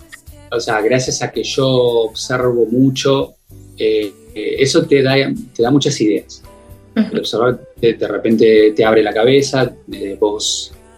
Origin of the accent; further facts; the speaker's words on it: Mar del Plata, Buenos Aires Province, Argentina; yo nací en, Capital Federal, a en, Argentina, ¿no? Eh, en Buenos Aires. Y a los tres años, mis viejos decidieron venirse a vivir a Mar del Plata